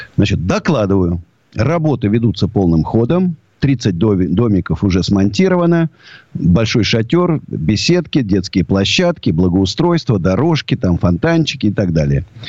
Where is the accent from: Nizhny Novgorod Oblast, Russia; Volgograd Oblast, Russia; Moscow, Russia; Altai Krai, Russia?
Moscow, Russia; я русский до вот, до мозга, я даже не русский, я даже москвич